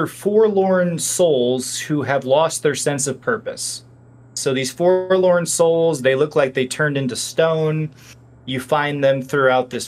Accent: Peoria, Illinois, United States; moved away; I went back to Peoria for the weekend last weekend, my hometown

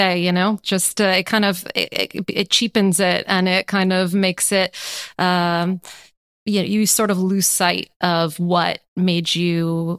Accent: Los Angeles, California, United States; now in Paris, France; to go back to my hometown of Los Angeles.

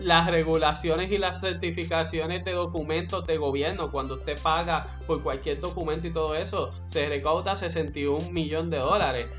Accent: Puerto Rico; como puertorriqueños

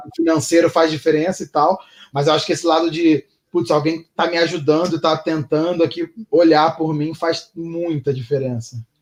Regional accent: Rio de Janeiro, Brazil; moved away; eu sou carioca

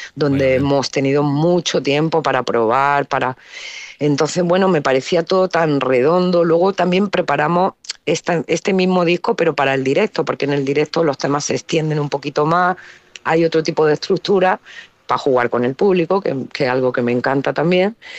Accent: Granada, Andalusia, Spain; also born or lived in Alcalá la Real; crecí en Granada

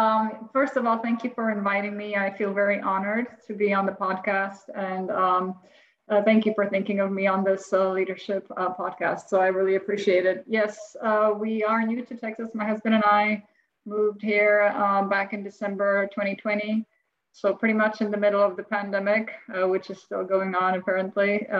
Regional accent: Czechia; now in United States; So I'm from the Czech Republic, and back in the day, it was known as Czechoslovakia. My family, my parents and I came here along with my

